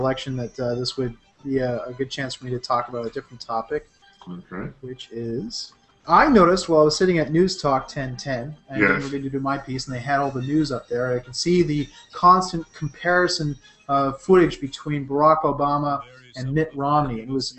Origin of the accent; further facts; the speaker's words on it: Toronto, Ontario, Canada; Here in Toronto, in the Jane and Finch area, which is where I was born and grew up